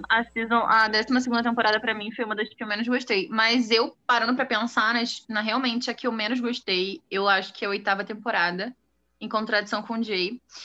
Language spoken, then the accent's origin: Portuguese; Rio de Janeiro, Brazil; eu sou do Rio de Janeiro, tenho 20 anos.